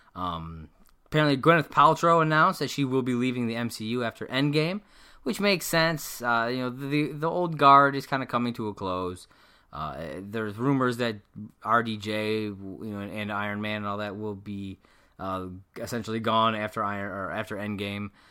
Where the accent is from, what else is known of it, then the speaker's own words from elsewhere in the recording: United States; I am American, I've, I've lived in this country my whole life.